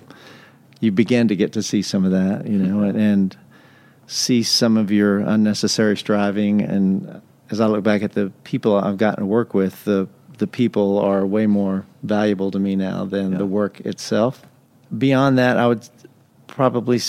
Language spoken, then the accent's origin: English; West Texas, United States; now in Nashville, United States; I grew up in West Texas in a tiny Pentecostal church tiny like 60 people